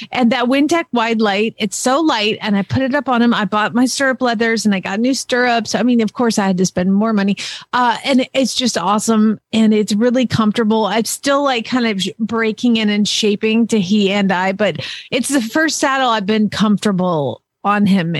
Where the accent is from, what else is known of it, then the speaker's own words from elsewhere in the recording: Georgia, United States; moved away as an adult; also born or lived in Arizona; I'm from Georgia and I just moved out to Arizona.